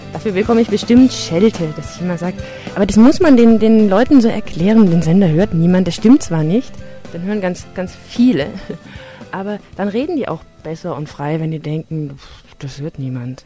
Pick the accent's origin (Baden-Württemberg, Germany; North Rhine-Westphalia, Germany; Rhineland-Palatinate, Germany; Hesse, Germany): Baden-Württemberg, Germany; Tübingen; Ich bin aus Tübingen